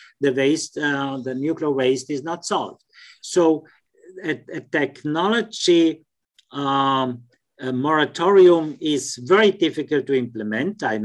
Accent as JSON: {"language": "English", "country": "Switzerland", "said": "I'm from Switzerland"}